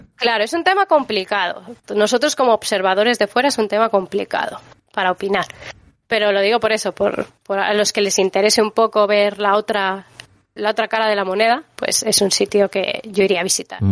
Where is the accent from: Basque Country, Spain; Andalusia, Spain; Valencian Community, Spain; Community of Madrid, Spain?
Valencian Community, Spain; Valencia; moved away as an adult; now in Seoul, South Korea; yo soy de Valencia, es una ciudad pequeña